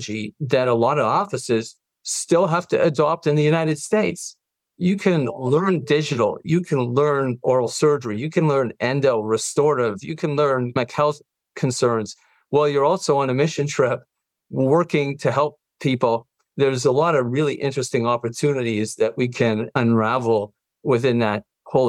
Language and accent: English; Canada; I'm Canadian